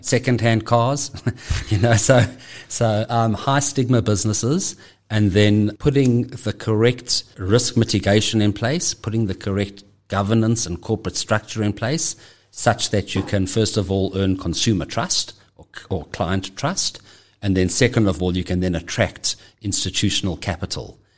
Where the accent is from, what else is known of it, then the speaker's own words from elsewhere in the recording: Johannesburg, Gauteng, South Africa; I'm, I'm born and bred in Johannesburg. Uh, have always lived here